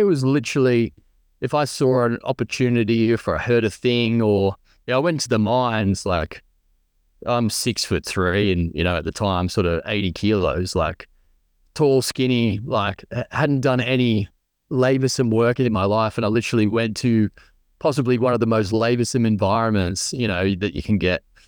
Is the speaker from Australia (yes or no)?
yes; Central Coast, New South Wales, Australia; growing up on the Central Coast, uh, New South Wales